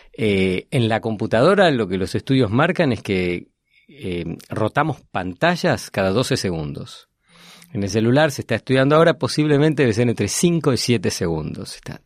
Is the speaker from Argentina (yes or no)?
yes; Argentina; soy argentino, enseño en Northwestern University